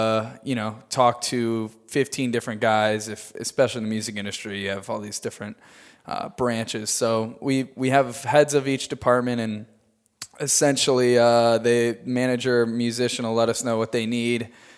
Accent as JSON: {"language": "English", "town": "Freeport", "region": "Illinois", "country": "United States", "tie": "born or raised there", "said": "Yeah, outside Illinois. Of Chicago area. Yeah. Our mascot was actually the Freeport Pretzels."}